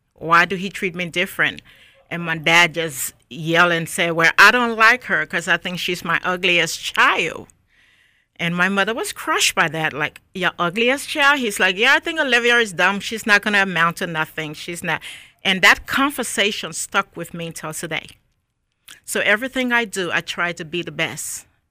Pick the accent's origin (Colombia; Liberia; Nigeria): Liberia; Monrovia, Montserrado; moved away as an adult; also born or lived in Newark, New Jersey; now in Raleigh, United States; I was born and raised in Monrovia, Liberia.